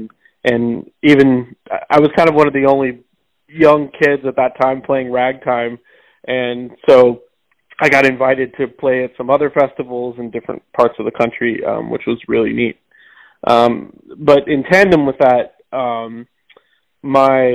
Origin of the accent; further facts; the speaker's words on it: St. James, Missouri, United States; also born or lived in Rolla, Missouri; now in New York City, United States; I was born in Rolla, Missouri. I grew up out in the country around there, but I went to school, elementary school and high school in St. James, Missouri